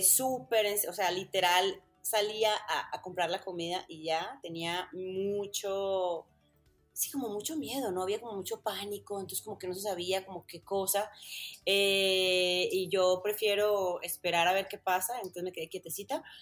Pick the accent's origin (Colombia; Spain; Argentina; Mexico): Colombia; Medellín, Antioquia; moved away as an adult; yo soy de Medellín, Medellín, Colombia, paisita de pura cepa, amo mi ciudad, amo mi país, pero nunca, nunca tuve ese acento tan marcado.